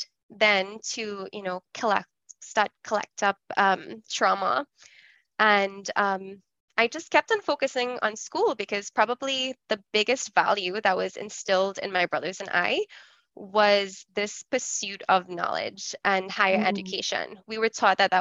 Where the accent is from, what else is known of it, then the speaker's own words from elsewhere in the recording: Trinidad & Tobago; moved away; I grew up in Trinidad